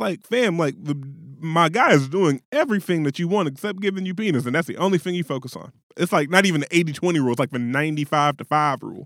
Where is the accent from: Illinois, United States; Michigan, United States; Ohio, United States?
Ohio, United States; Middletown; I'm from Middletown, Ohio